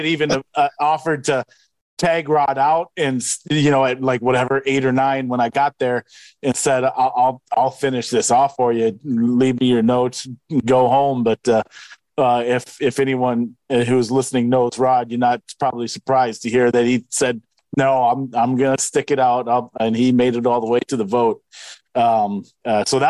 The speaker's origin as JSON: {"language": "English", "region": "Wisconsin", "country": "United States", "tie": "born or raised there", "moved": "yes", "lives_now": "Iowa, United States", "said": "my home state"}